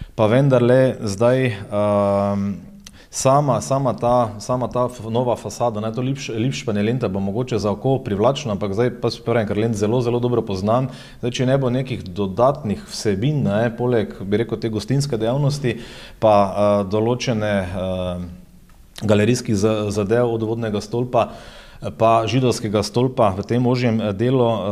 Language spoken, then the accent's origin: Slovenian; Maribor, Slovenia; Mariborčani, smo ponosni